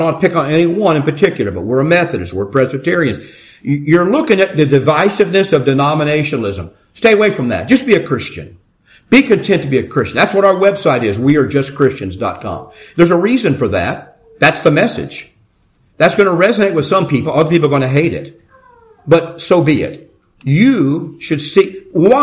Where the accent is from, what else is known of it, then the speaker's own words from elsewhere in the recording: Ohio, United States; moved away; I grew up in Ohio